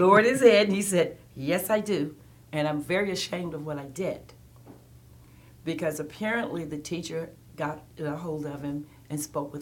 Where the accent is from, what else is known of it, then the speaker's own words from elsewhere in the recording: Tuscumbia, Alabama, United States; I grew up in what they call the Quad Cities in Alabama, specifically Tuscumbia, Alabama.